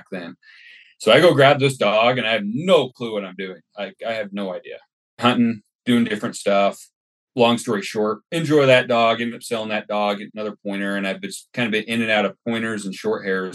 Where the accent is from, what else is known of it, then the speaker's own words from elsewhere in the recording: Utah, United States; moved away as an adult; now in Kuna, United States; I grew up in Utah, so down there right off the Great Salt Lake.